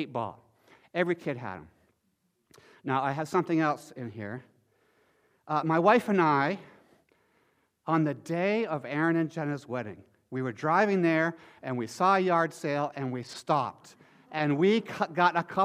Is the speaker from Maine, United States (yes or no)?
yes; Maine, United States; when I was a boy growing up in Maine, I grew up on the coast of Maine